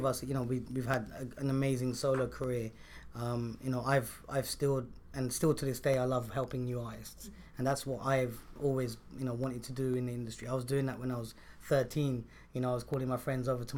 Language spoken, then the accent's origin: English; London, United Kingdom; moved away as an adult; also born or lived in America; now in India; growing up in London